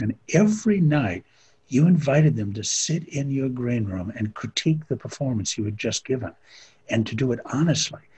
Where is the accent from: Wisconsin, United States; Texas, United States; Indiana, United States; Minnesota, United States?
Minnesota, United States; Minneapolis; I'm from Minneapolis